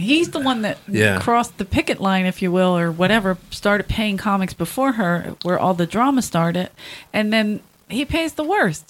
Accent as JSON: {"language": "English", "town": "Philadelphia", "region": "Pennsylvania", "country": "United States", "moved": "yes", "said": "I'm like, Philadelphia."}